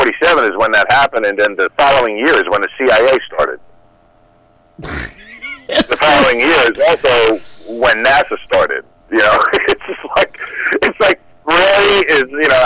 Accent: New York, United States; I'm from New York

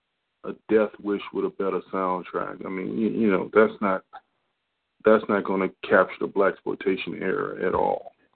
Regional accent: Washington, District of Columbia, United States; I grew up in Washington, D.C.

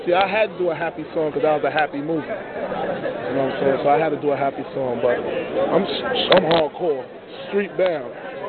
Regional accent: New York City, New York, United States; I'm from Brooklyn.

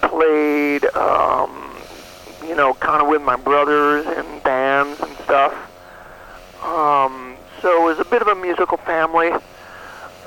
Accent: New York, United States; moved away as an adult; now in Austin, United States; I grew up in New York, but I've been in Austin, Texas for over 25 years.

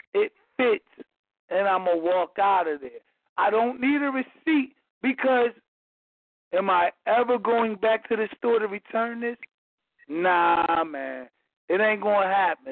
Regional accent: Philadelphia, Pennsylvania, United States; moved away as an adult; now in Atlanta, United States; I'm from Philadelphia, recently migrated to Atlanta

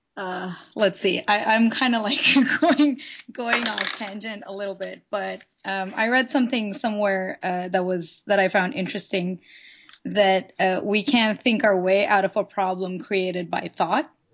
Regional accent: India; moved away as an adult; now in Los Angeles, United States; I'm not originally from here. I'm from India.

